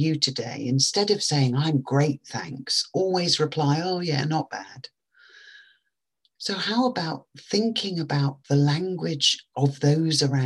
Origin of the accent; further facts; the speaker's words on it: England, United Kingdom; I know that French, which we all learnt at school in England when I was growing up